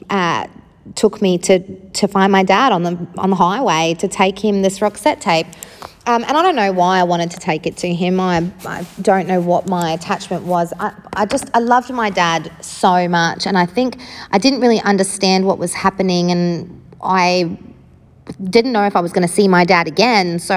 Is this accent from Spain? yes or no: no; South Africa; starting at the beginning with where I grew up, I grew up in South Africa